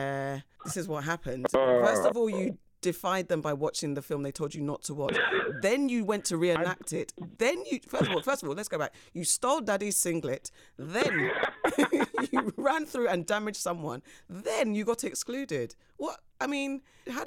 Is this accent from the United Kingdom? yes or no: yes; London, United Kingdom; I grew up in Tooting.